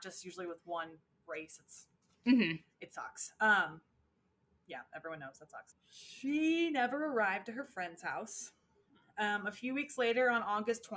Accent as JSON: {"language": "English", "country": "United States", "said": "I'm personally from Traintown, USA"}